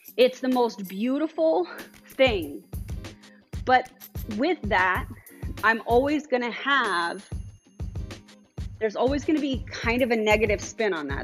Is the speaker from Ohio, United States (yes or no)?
no; Colorado Springs, Colorado, United States; I was from Colorado Springs.